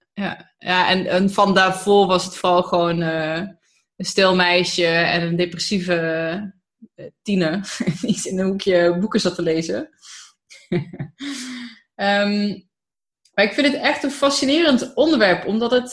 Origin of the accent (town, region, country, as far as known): Tilburg, North Brabant, Netherlands; born or raised there; also born or lived in Germany